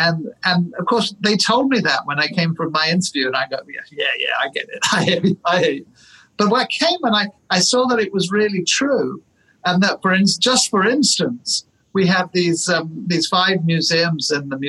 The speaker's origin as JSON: {"language": "English", "country": "United Kingdom", "tie": "born or raised there", "also_born_or_lived": "London / Florida / upstate New York / Santa Fe, New Mexico", "moved": "as an adult", "lives_now": "Tacoma, United States", "said": "I wasn't born in this country. I was born in the UK. My dad was English, my mum was French, so I have sort of mixed background. I hold both those nationalities, actually."}